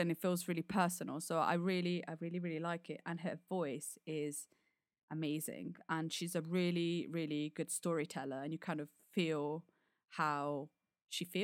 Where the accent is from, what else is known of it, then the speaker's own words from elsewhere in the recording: United Kingdom; As a Brit.